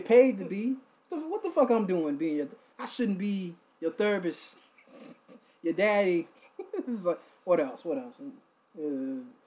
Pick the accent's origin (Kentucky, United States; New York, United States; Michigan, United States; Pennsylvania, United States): Pennsylvania, United States; Philadelphia; I'm from Philly too